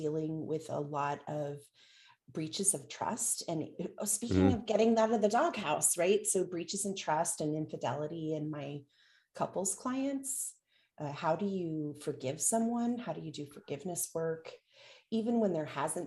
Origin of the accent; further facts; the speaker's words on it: Canada; now in United States; I'm Canadian by birth